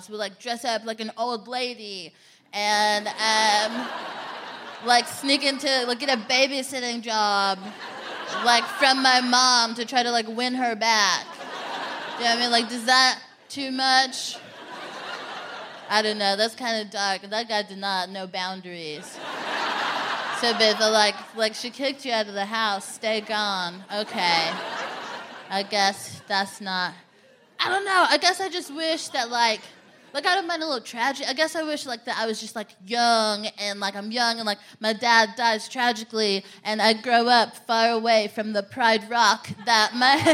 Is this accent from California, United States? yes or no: no; Texas, United States; I'm from Texas